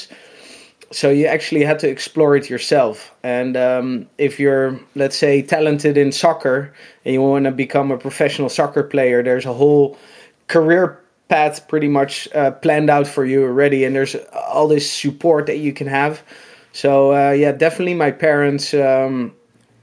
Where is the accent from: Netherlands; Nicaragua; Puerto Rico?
Netherlands; Noordwijk, South Holland; I'm from Holland, in this little beach town called Noordwijk